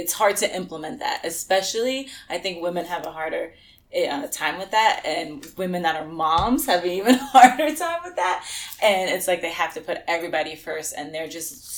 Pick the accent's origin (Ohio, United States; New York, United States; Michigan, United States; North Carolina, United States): New York, United States; New York City; we're both from New York, from the Bronx, both of us